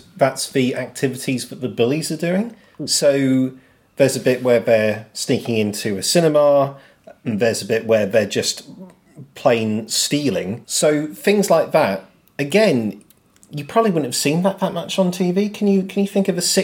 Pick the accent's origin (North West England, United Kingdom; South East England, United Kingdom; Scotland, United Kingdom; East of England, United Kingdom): East of England, United Kingdom; Norfolk; I'm from Norfolk